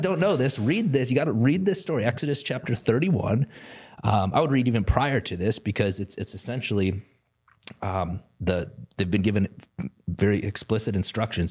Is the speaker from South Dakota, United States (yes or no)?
yes; South Dakota, United States; I grew up in South Dakota